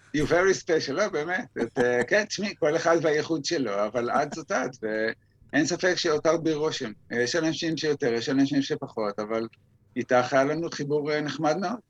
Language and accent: Hebrew; Israel; אני גדלתי בקיבוץ